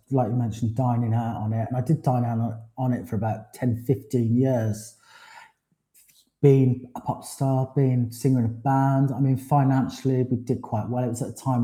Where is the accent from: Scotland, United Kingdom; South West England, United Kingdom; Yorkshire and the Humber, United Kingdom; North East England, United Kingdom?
South West England, United Kingdom; Forest of Dean; moved away; also born or lived in London; I had a wonderful time growing up in Forest of Dean